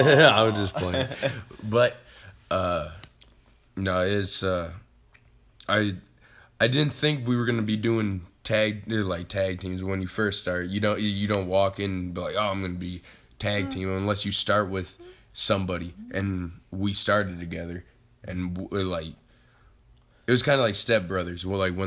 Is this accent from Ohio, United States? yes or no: yes; Sandusky, Ohio, United States; I'm from originally Sandusky, Ohio. That's about an hour west of here